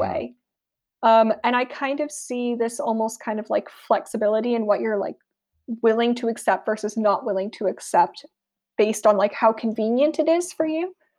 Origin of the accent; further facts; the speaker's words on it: United States; moved away as an adult; now in United Kingdom; I am American, so my, a lot of my personal cultural references are gonna come from America, despite the fact that I've been living in the U K for a while now